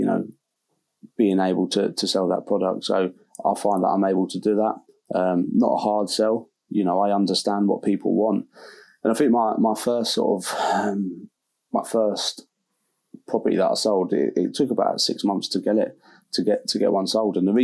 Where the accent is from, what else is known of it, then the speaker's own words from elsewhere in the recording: London, United Kingdom; moved away as an adult; also born or lived in Dartford, Kent; now in Hull, United Kingdom; grew up Southeast London